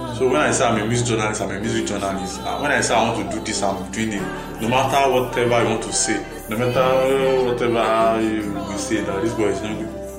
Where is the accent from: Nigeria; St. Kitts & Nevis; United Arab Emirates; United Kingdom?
Nigeria; Akure, Ondo; also born or lived in Ipele, Ondo State; I live in Ipele for till I was eight. And then from when I was eight, I moved down to Akure to live with my sister. So I lived with her for about 15 years